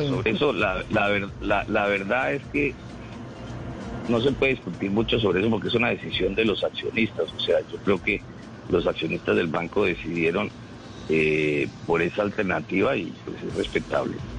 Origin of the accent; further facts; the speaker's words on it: Colombia; como todos los colombianos